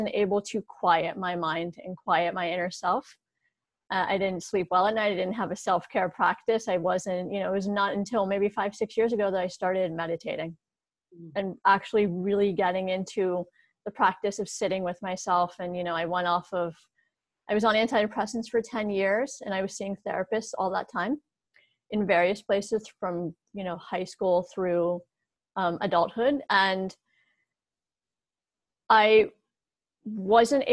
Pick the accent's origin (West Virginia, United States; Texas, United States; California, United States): West Virginia, United States; Morgantown; moved away as an adult; also born or lived in Pittsburgh; here in my hometown of Morgantown, West Virginia